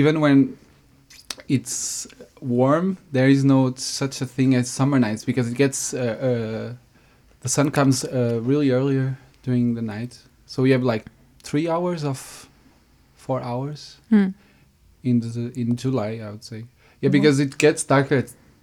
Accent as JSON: {"language": "English", "area": "Porto suburbs", "region": "Porto District", "country": "Portugal", "also_born_or_lived": "Lisbon", "second_language": "English", "moved": "as an adult", "said": "I'm not from the city of Porto, like the big Porto, but mm-hmm. I'm from the suburbs."}